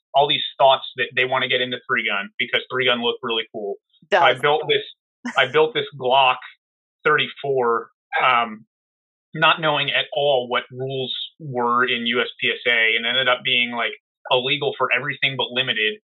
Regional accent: New Jersey, United States; There was a, a gun club by my house where I grew up in New Jersey

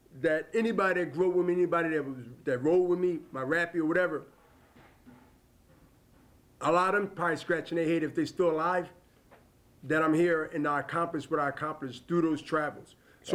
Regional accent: Philadelphia, Pennsylvania, United States; we're from Diamond Street.

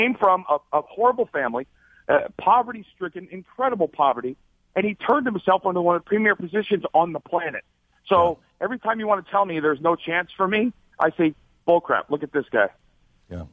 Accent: Arizona, United States; born or raised there; also born or lived in Alaska

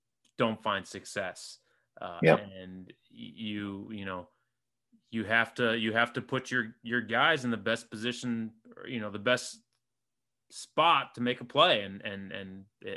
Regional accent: Springfield, Illinois, United States; I'm from Springfield, Illinois

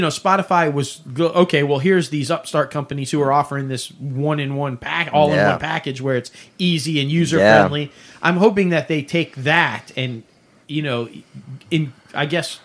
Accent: Syracuse, New York, United States; moved away; I'm born and raised in Syracuse, so I'm all about the snow belt

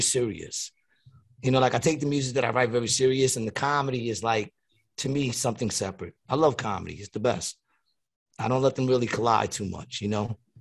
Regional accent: New York City, New York, United States; now in Atlantic City, United States; I grew up in Queens, New York

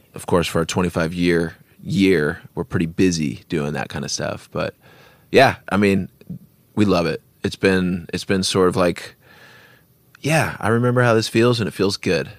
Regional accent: Bremerton, Washington, United States; we're from Bremerton

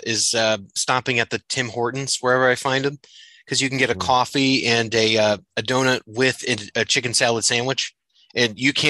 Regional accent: New England, United States; also born or lived in Southington, Connecticut; now in Chicago, United States; I'm a transplant from New England out here in Chicago area

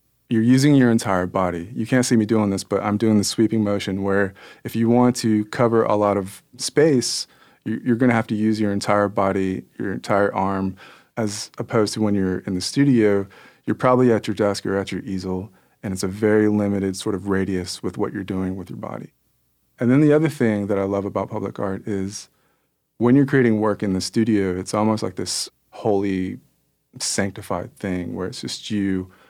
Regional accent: Kansas City, United States; born there; And so I was born in Kansas City.

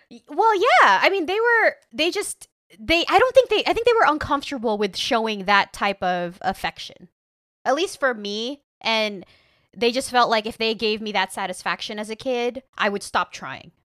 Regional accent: Rio Grande Valley, Texas, United States; I grew up in the Rio Grande Valley

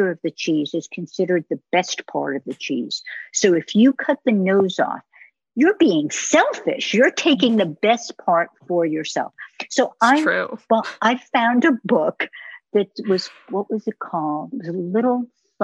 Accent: United States; moved away; I'm American

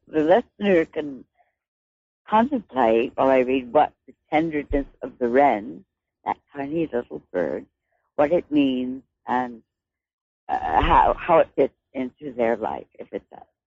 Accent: United States; now in Victoria, Canada; I'm an American poet

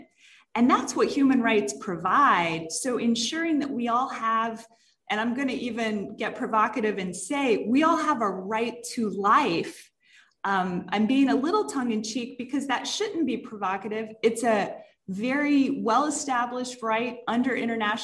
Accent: Jacksonville, Florida, United States; moved away as an adult; also born or lived in Dallas, Texas; I did grow up in the Dallas area and then in North Florida, Jacksonville is my hometown

